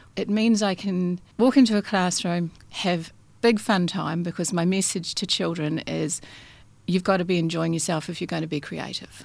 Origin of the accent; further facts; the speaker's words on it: New Zealand; moved away as an adult; also born or lived in Christchurch, New Zealand; now in Western Australia, Australia; my childhood in New Zealand